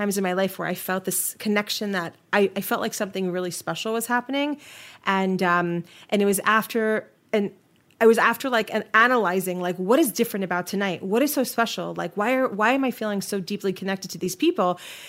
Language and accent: English; New York, United States; moved away as an adult; also born or lived in Miami, United States; now in Denver, United States; I live in Denver, Colorado, with my family, but I am a native New Yorker, and you know what they say, you can take the girl out of New York, but you can't take the New York out of the girl.